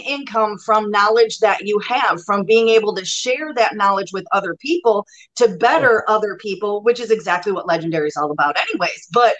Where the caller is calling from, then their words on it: Kenosha, Wisconsin, United States; I am in southeastern Wisconsin, Kenosha. So smack dab in between Milwaukee and Chicago.